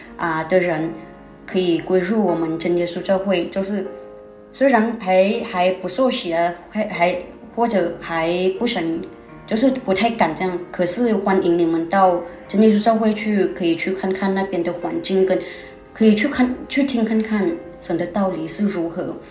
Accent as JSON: {"language": "Chinese", "region": "Chiang Rai", "country": "Thailand", "said": "我是泰国的学生，那在泰国，清莱这边，啊，部落的人"}